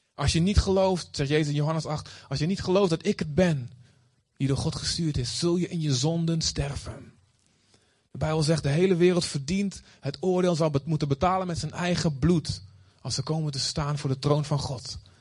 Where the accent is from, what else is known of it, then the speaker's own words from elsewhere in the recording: Olst, Overijssel, Netherlands; moved away as an adult; also born or lived in Boskamp; now in Aruba; Ik ben opgegroeid in Olst